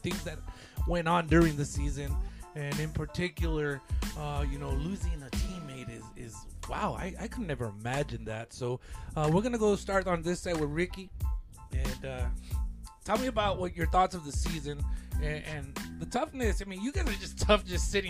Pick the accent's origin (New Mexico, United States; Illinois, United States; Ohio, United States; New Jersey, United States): New Mexico, United States; Lordsburg; we're both from Lordsburg, New Mexico